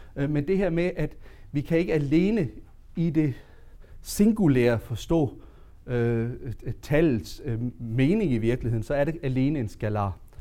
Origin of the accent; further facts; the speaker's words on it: Southern Jutland, Denmark; jeg kommer jo fra det sønderjyske